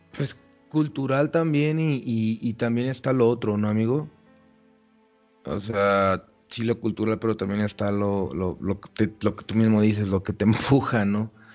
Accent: Mexico; como un mexicano villano, o sea, pues de villa, pueblerino, creció en un, en, un, en un pueblo chiquito

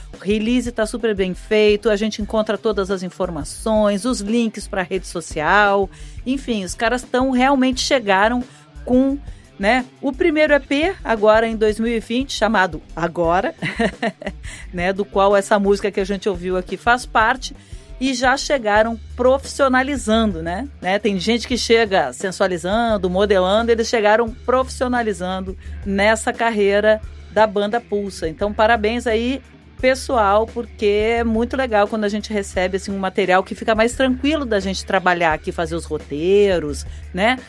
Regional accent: Rio Grande do Sul, Brazil; eu sou gaúcha

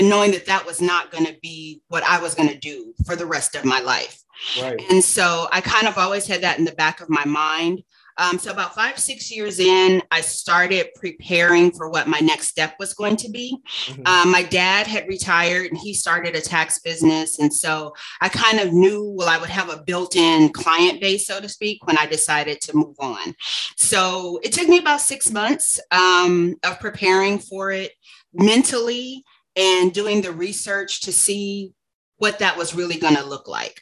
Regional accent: Los Angeles, California, United States; also born or lived in Santa Barbara / Phoenix / Atlanta; Born and raised in Los Angeles

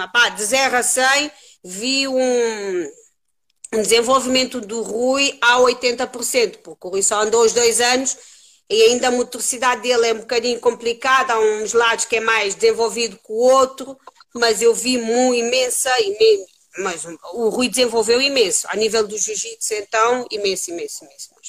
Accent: Cape Verde; moved away as an adult; now in Lisbon, Portugal; Eu nasci em Cabo Verde, vim para aqui, mas já tenho mais anos de vida aqui em Portugal do que em Cabo Verde. Uh, vim para aqui com 19 anos

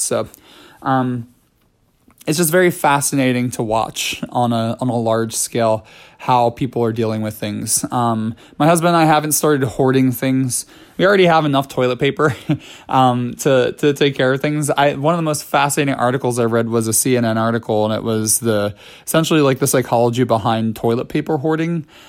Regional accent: New York City, New York, United States; as a New Yorker

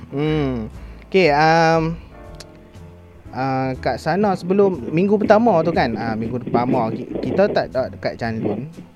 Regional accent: Kedah, Malaysia; now in Changlun, Malaysia; balik kampung saya di Sek Kedah

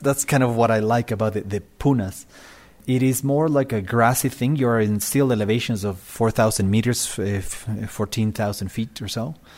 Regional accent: Quito, Pichincha, Ecuador; I am from Quito, Ecuador. I live at three thousand meters, is my house

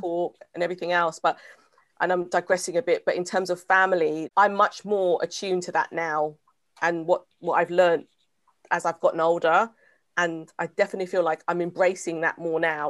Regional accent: England, United Kingdom; I'm British.

